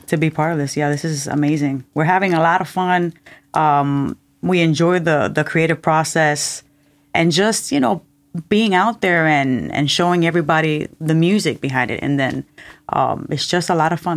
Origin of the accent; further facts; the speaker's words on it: Cuba; moved away; I was born in Cuba and, uh, we didn't hear a lot of reggae music